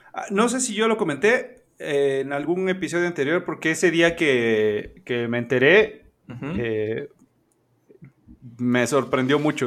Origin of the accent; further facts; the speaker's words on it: Veracruz, Mexico; also born or lived in Puebla; yo nací en Puebla, occidentalmente. Eh, accidentalmente. O sea, yo, yo, soy de Veracruz, pero me adelanté un par de semanas y mis papás andaban este, en Puebla